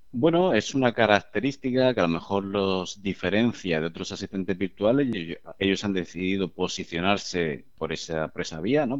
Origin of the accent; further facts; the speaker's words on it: Murcia, Region of Murcia, Spain; los fundadores, eh, yo entre ellos, somos de Murcia